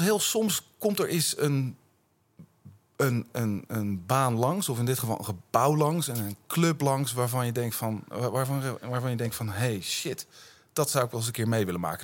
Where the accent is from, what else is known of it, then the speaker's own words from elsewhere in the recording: Utrecht, Netherlands; ik ben een Utrechter, ja. En ik woon in, in Buitenwitte Vrouwen